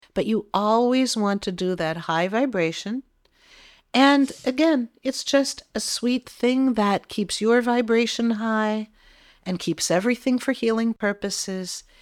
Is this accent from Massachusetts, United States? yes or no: yes; Massachusetts, United States; we're from Massachusetts